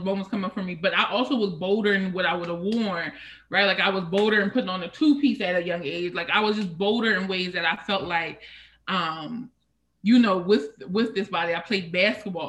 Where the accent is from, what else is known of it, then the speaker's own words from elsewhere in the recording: a small town outside of Harrisburg, Pennsylvania, United States; originally from a small town outside of Harrisburg, Pennsylvania